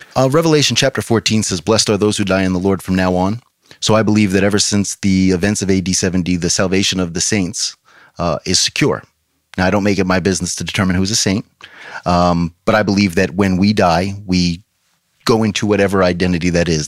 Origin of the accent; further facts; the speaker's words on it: New York, United States; now in Fort Myers, United States; in New York where I'm from